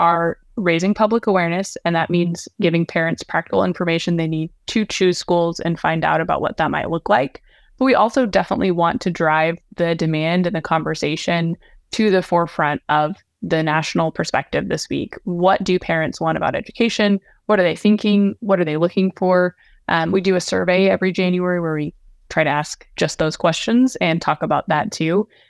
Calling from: Nashville, Tennessee, United States; I am in Nashville, Tennessee.

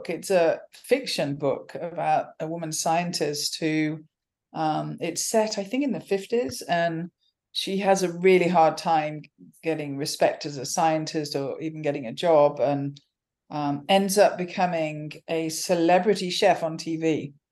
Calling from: Stanford, California, United States; I am currently in Stanford, California, is- in the midst of a busy teaching week.

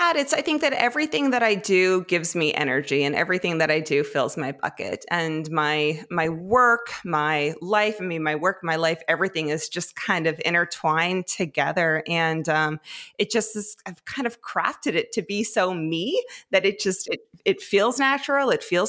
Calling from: Fredericton, New Brunswick, Canada; I am home in Fredericton, New Brunswick.

